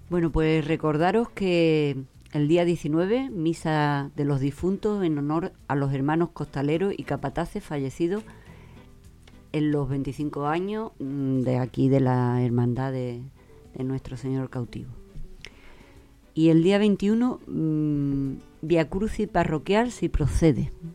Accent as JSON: {"language": "Spanish", "town": "Huelva", "region": "Andalusia", "country": "Spain", "tie": "born or raised there", "said": "me he criado en el matadero"}